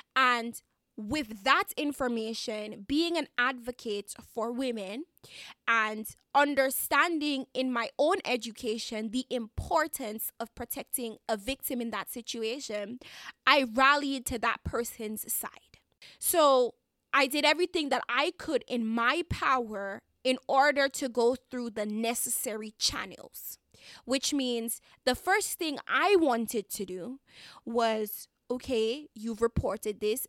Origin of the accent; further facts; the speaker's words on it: Dominica; I am a Dominican citizen, Caribbean citizen, so I have to apologize in advance. If you hear a little bit of my accent